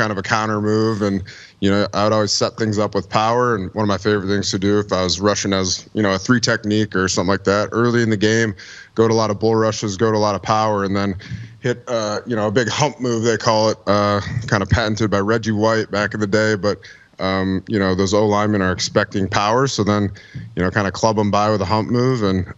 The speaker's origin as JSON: {"language": "English", "region": "Minnesota", "country": "United States", "said": "I'm actually from Minnesota"}